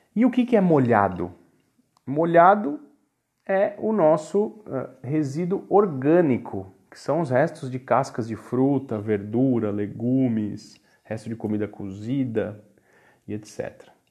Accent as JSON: {"language": "Portuguese", "country": "Brazil", "said": "nós brasileiros"}